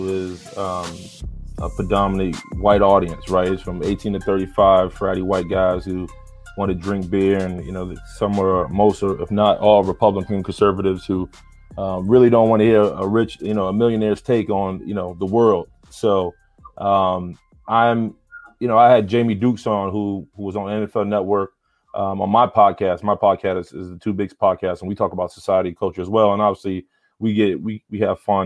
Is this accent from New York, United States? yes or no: yes; New York City, New York, United States; I'm from the South Bronx, New York, born and raised.